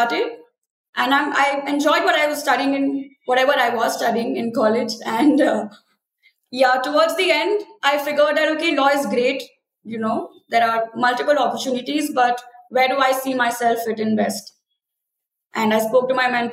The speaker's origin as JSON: {"language": "English", "town": "Rourkela", "region": "Odisha", "country": "India", "tie": "born or raised there", "also_born_or_lived": "Pune", "moved": "as an adult", "said": "I come from Rourkela in Odisha"}